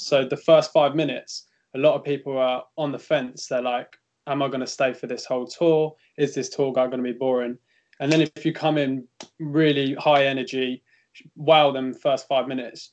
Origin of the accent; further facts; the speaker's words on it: England, United Kingdom; now in Rome, Italy; we had the benefit of being English